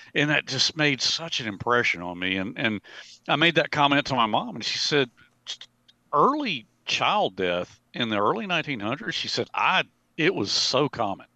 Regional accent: Montevallo, Alabama, United States; I worked for the city of Montevallo during the summers, okay? Uh, when I was home from Auburn University during the summers

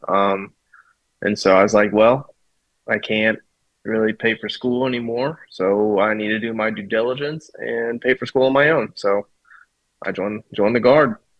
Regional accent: Kansas, United States; also born or lived in Colorado / Fort Hood, Texas; grew up in Kansas um, probably since I've been about three. So uh, real small town

